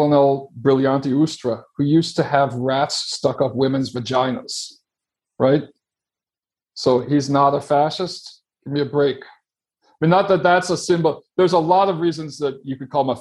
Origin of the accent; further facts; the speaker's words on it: Chicago, Illinois, United States; moved away; also born or lived in Sao Paulo; my hometown of Chicago